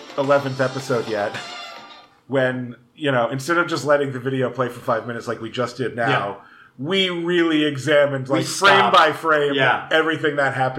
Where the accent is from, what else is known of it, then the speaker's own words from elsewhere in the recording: Providence, Rhode Island, United States; my home state of Rhode Island, my home city of Providence.